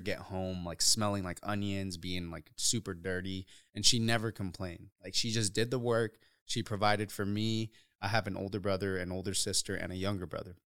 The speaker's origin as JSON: {"language": "English", "town": "Othello", "region": "Washington", "country": "United States", "tie": "born or raised there", "also_born_or_lived": "Uruapan, Michoacán, Mexico", "said": "Growing up in Othello"}